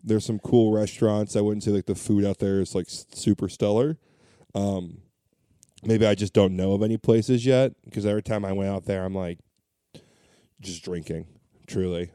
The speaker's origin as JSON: {"language": "English", "area": "Orange County", "region": "California", "country": "United States", "tie": "born or raised there", "said": "born and raised in Orange County"}